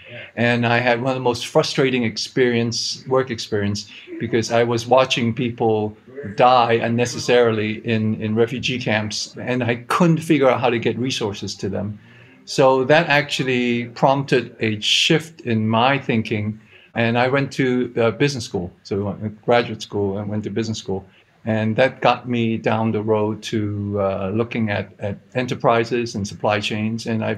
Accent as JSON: {"language": "English", "country": "Hong Kong", "tie": "born or raised there", "said": "I grew up in Hong Kong. I don't sound like I'm from Hong Kong because my wife is American, and this accent is for good in-law management."}